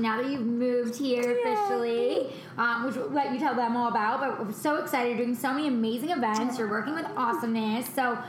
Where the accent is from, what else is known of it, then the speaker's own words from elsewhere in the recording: New York, United States; now in Los Angeles, United States; we're originally from New York.